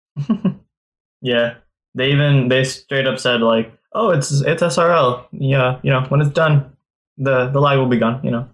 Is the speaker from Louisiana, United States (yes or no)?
no; California, United States; I'm from California